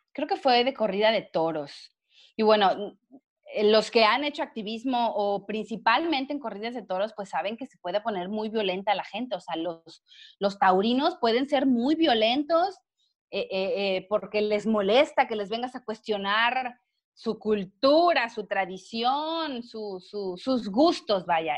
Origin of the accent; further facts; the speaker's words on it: Villahermosa, Tabasco, Mexico; moved away as an adult; also born or lived in Monterrey, Nuevo León / Puebla; yo soy de Villahermosa, Tabasco